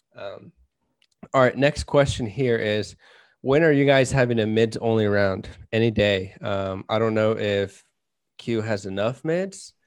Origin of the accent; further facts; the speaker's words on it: Kansas, United States; we're from Kansas, so we have a lot of wind